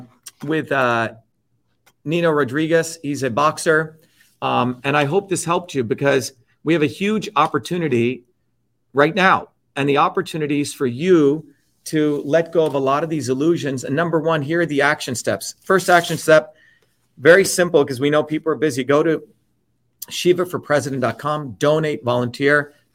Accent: India; But see, I grew up in India where when I was a child, 4 years old, I went to get a little glass of water from who I thought my friend was.

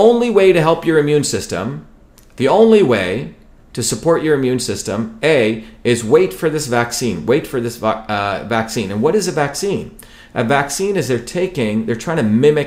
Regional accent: India; moved away; growing up in India

